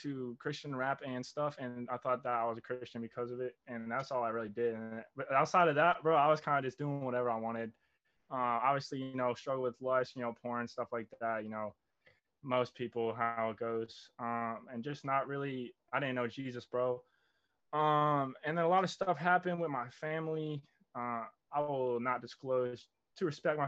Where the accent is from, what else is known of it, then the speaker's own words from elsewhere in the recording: New Jersey, United States; I'm 19, born and raised in Jersey, South Jersey. Shout out 856.